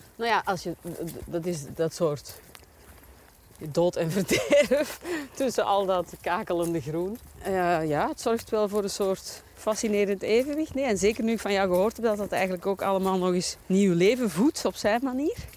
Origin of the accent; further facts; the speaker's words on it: Belgium; we als Belgen